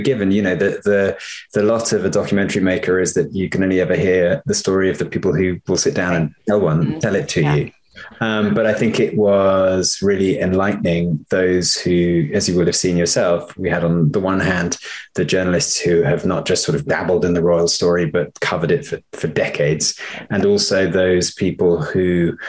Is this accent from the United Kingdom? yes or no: yes; United Kingdom; now in United States; as a British filmmaker living in the US and working here